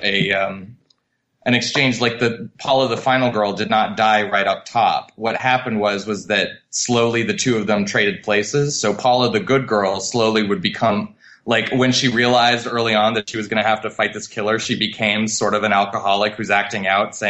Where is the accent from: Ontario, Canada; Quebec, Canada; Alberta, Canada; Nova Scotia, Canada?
Quebec, Canada; Montreal; I'm from Montreal originally. I was born and raised in Canada